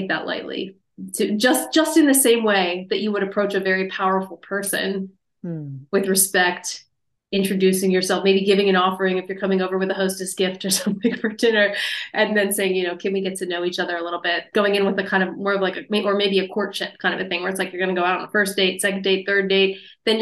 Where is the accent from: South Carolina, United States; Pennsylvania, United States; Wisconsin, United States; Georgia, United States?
Pennsylvania, United States; Japanese knotweed was growing in my backyard where I grew up in Pennsylvania